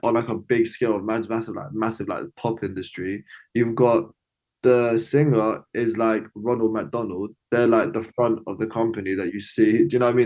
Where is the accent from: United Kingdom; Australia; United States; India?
United Kingdom; London; I'm from East London.